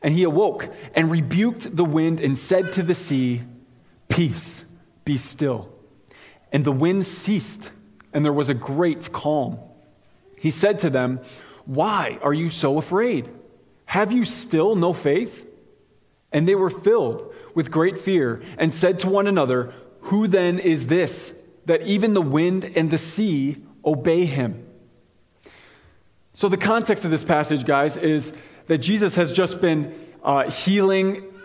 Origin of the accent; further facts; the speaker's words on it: Chicago, Illinois, United States; now in Iowa, United States; I grew up in Chicago